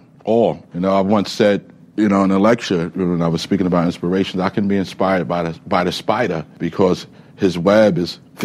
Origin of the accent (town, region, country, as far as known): New York City, New York, United States